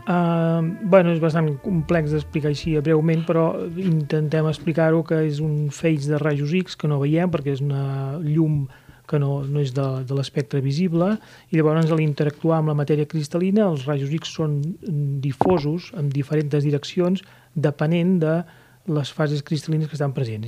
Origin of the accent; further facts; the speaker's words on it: Catalonia, Spain; tenim nosaltres com a catalans